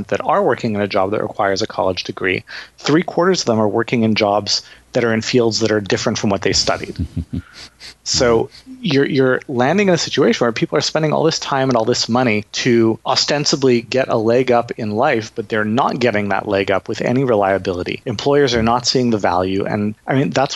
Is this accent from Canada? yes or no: yes; Canada; I'm Canadian